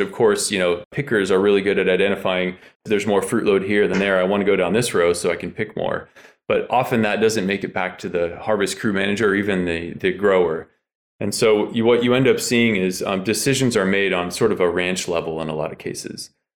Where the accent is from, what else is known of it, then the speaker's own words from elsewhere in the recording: Chico, California, United States; We grew up together up in Chico, California.